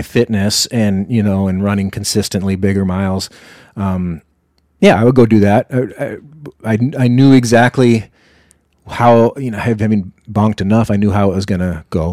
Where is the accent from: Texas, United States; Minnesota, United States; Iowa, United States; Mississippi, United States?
Iowa, United States; now in Duluth, United States; I was down in my hometown in Iowa, where I grew up